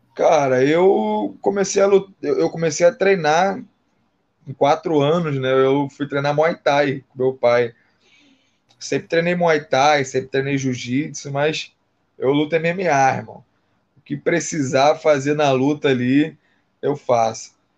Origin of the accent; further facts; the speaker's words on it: Rio de Janeiro, Brazil; eu sou do Rio